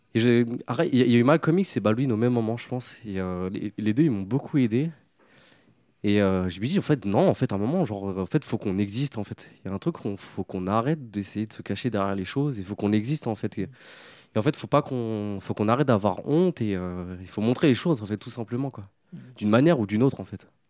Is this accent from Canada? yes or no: no; France; sur trois générations au sein d'une cité, qui est la cité des Morinous, là où j'ai grandi